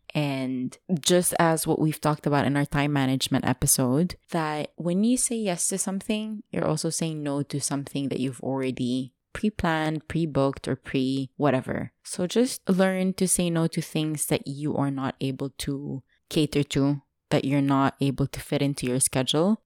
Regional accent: Dubai, United Arab Emirates; English is a second language; I grew up in Dubai.

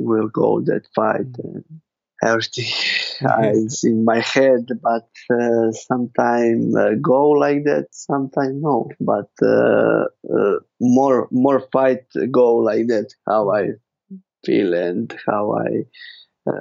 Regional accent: Zagreb, City of Zagreb, Croatia; English is a second language; I fight in my hometown

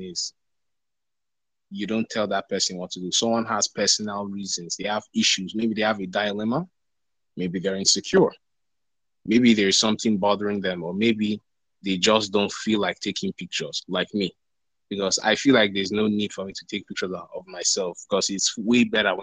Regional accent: Nigeria; I'm from Nigeria

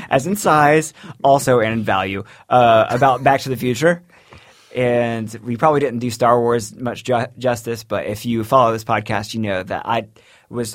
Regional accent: Florida, United States; growing up in Florida

